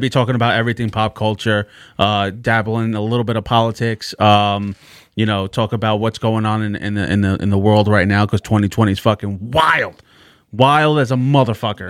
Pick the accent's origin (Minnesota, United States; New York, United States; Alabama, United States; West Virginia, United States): New York, United States; New York City; The Bronx